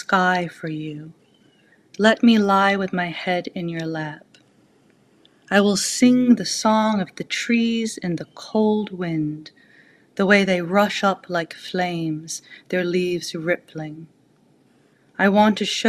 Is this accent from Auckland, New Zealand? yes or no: yes; Auckland, New Zealand; I grew up in Auckland, which is a very rainy place.